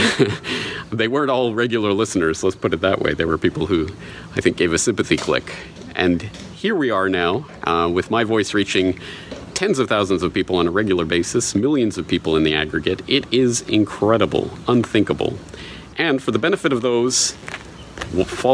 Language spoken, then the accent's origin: English; Canada; moved away as an adult; now in Japan; my home and native land in Canada